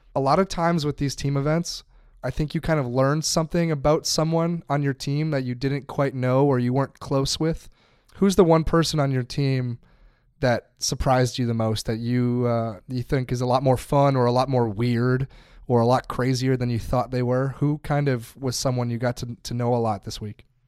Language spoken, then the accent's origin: English; United States; I'm speaking as American here